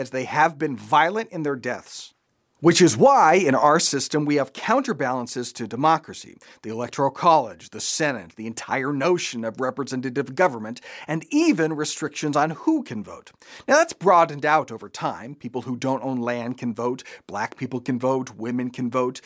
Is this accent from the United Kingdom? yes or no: no; United States; As American Christians